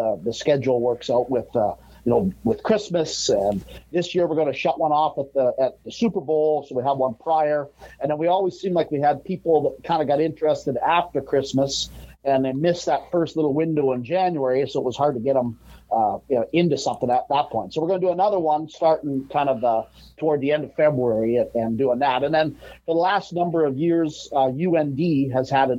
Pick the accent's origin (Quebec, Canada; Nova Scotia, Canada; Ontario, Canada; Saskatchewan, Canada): Saskatchewan, Canada; Biggar; born or raised there; moved away as an adult; also born or lived in Minot, North Dakota; now in Grand Forks, United States